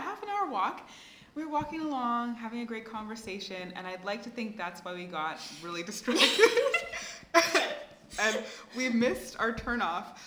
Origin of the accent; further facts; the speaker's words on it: Canada; now in Mozambique; I'm Mozambican by descent, but I grew up in Canada